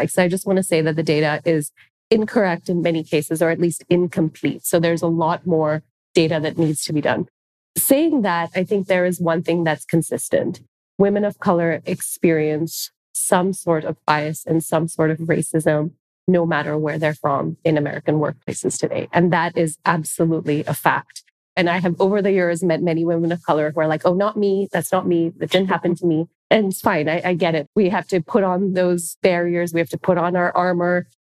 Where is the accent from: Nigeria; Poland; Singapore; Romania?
Singapore; now in United States; So, I say this because I present as Indian. I was born in Singapore. I'm actually Singaporean, so I'm an immigrant to this country.